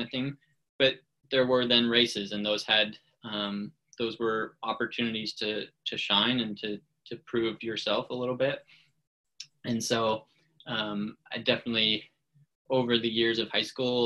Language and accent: English; Fairbanks, Alaska, United States; I grew up in Fairbanks, Alaska